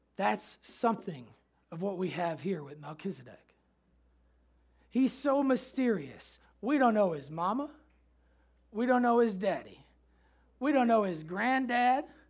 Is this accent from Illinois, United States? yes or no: yes; Chicago, Illinois, United States; moved away; also born or lived in Memphis; growing up in Chicago, Michael Jordan fan